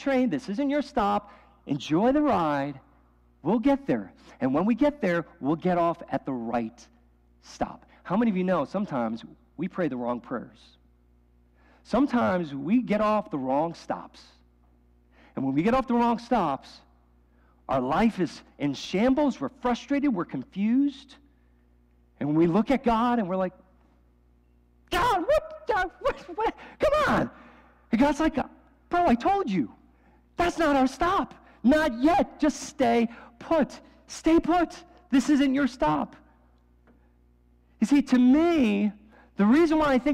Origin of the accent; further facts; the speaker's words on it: New York City, New York, United States; moved away; I grew up in New York City. Like, that was like every weekend, my friends and I would take the Staten Island Ferry into the subway